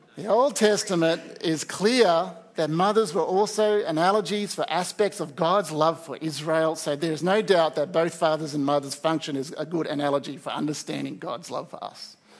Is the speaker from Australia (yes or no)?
yes; Australia; as Australian society